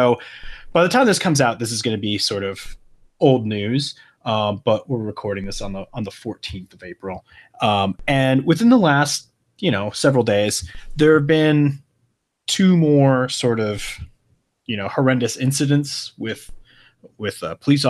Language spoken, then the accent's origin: English; Michigan, United States; also born or lived in Oklahoma; I definitely did, especially like, you know, in Oklahoma, but even when I was, you know, growing up in Michigan, I definitely got, kind of, you know, never anything violent, but definitely just hassled, you know?